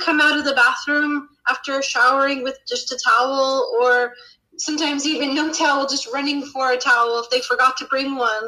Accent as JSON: {"language": "English", "region": "Utah", "country": "United States", "moved": "yes", "lives_now": "Sweden", "said": "I'm from Utah, you know, a totally different culture to to Ohio"}